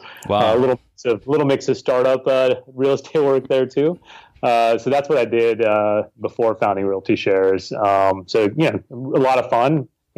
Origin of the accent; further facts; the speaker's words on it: California, United States; also born or lived in Sacramento region, California / San Francisco, California; I'm from San Francisco. I've been here for a while, but I actually grew up in California, born and raised, spent time in various parts of California, including the Sacramento region, and in San Francisco now for a while.